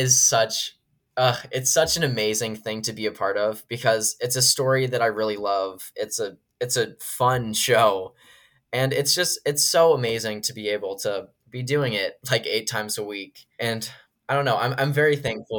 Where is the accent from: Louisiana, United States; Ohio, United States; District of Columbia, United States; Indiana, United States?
District of Columbia, United States; Washington; moved away; Washington, D.C., which is my hometown